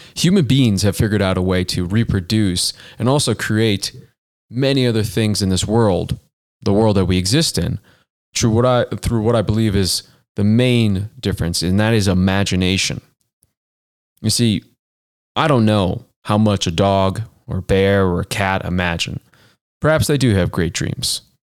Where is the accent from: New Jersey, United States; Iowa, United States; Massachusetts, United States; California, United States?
Massachusetts, United States; Boston; now in Denver, United States; I grew up in the Boston area